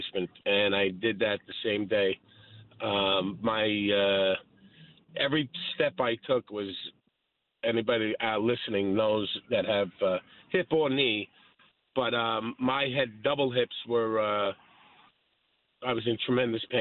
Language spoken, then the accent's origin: English; New York City, New York, United States; I grew up playing a lot of baseball and hockey growing up in Brooklyn